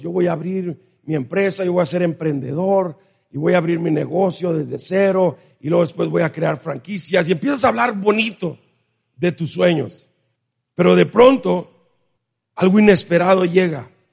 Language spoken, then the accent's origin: Spanish; Mexico; Nosotros como mexicanos